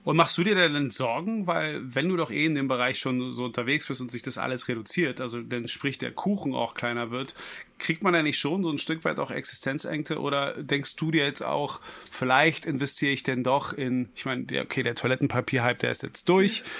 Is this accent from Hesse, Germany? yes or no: no; Berlin, Germany; ich bin ein gebürtiger Berliner.